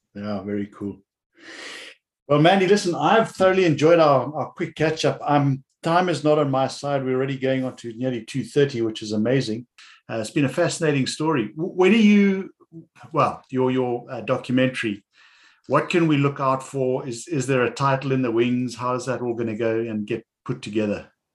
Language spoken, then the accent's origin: English; South Africa; I remember as growing up in the Cape